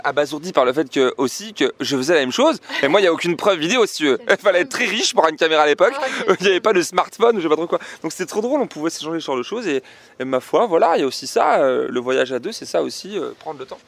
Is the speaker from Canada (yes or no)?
no; France; on vient de France